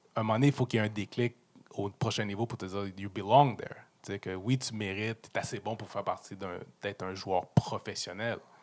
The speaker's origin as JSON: {"language": "French", "town": "Montreal", "region": "Quebec", "country": "Canada", "tie": "born or raised there", "said": "je suis venu jouer aux Alouettes dans ma ville natale, où est-ce que ma famille est là, mes boys du high school sont là"}